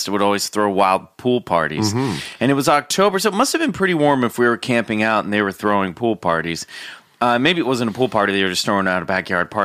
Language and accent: English; Kansas City, United States; my hometown of Kansas City